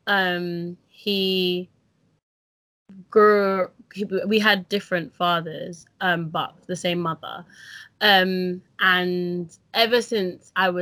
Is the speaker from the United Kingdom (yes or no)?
yes; London, United Kingdom; I was born in Northwest London to a mother who was born in Dominica